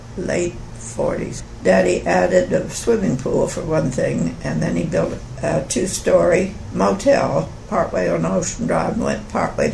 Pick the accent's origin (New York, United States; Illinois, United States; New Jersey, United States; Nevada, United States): New Jersey, United States; Atlantic City; born there; Well, I was born in Atlantic City on the shore of New Jersey, and he'd always been aware that beachfront property is very valuable.